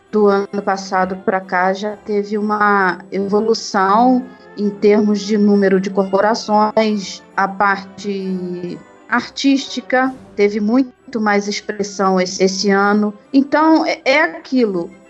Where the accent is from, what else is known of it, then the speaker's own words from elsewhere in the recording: Barra do Piraí, Rio de Janeiro, Brazil; lá na minha cidade, em Barra do Piraí